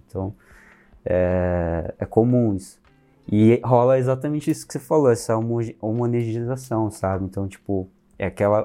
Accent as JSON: {"language": "Portuguese", "country": "Brazil", "tie": "born or raised there", "said": "Mas a gente é brasileiro. A gente nasceu aqui"}